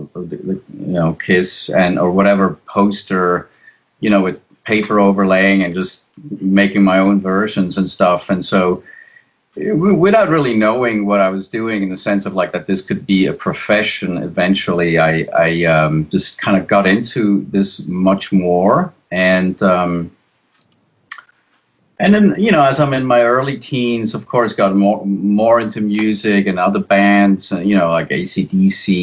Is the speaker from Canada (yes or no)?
no; Switzerland; moved away; I'm originally from Switzerland.